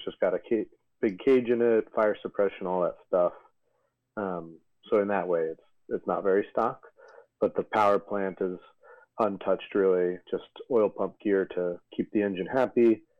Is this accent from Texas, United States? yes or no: no; New York, United States; now in Los Angeles, United States; Based out of Los Angeles. I'm from New York originally.